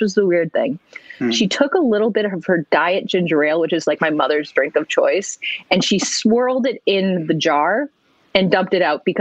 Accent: Massachusetts, United States; growing up in Massachusetts

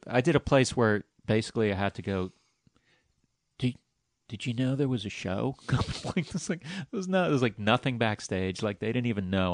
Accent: New York, United States; I'm from New York

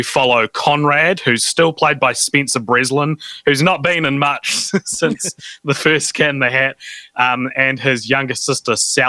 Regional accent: New Zealand; me and another New Zealander

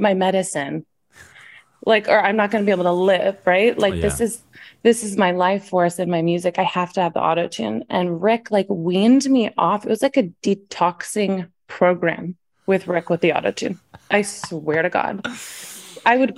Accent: Nashville, Tennessee, United States; also born or lived in the Valley (San Fernando Valley, California); I went to school in Nashville. I was born in the Valley. And my mom was like a single mom, made music. And we moved to Nashville.

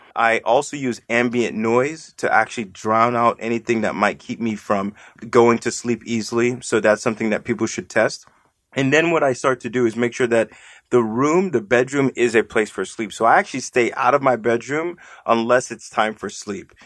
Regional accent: Nigeria; moved away; I'm Nigerian, you know, by birth

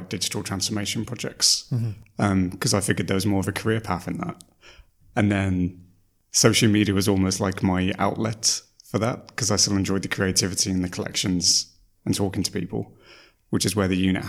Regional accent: the Black Country, West Midlands, United Kingdom; now in Reading, United Kingdom; I'm from the Black Country

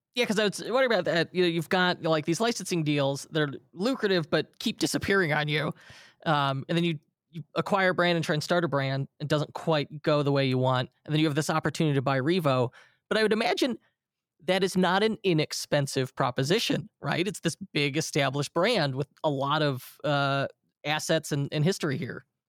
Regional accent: Illinois, United States; my home state of Illinois

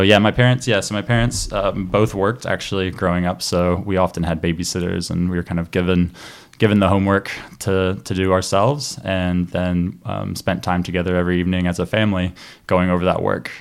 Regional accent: Chattanooga, Tennessee, United States; I grew up near Chattanooga, Tennessee

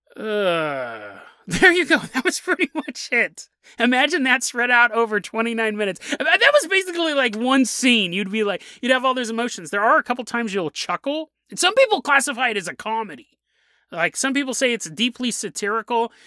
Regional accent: United States; I'm an American

